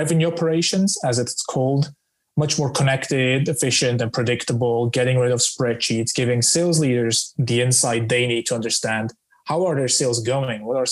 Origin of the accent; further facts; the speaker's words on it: Switzerland; moved away as an adult; now in London, United Kingdom; I'm originally from Switzerland with roots in the Balkan